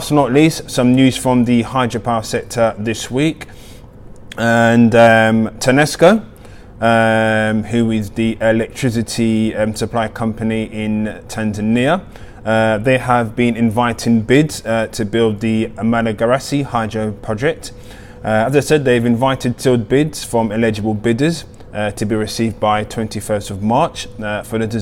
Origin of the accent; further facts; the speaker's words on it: Nigeria; being a Nigerian born.